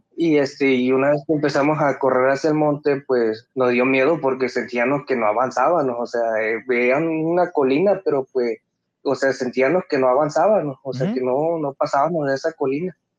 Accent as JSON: {"language": "Spanish", "town": "Acayucan", "region": "Veracruz", "country": "Mexico", "said": "soy de Veracruz"}